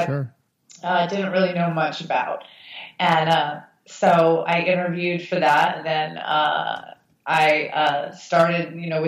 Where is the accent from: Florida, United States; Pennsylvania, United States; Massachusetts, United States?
Massachusetts, United States; moved away as an adult; now in New York, United States; I ended up opening a salon in Massachusetts, uh-huh, in my hometown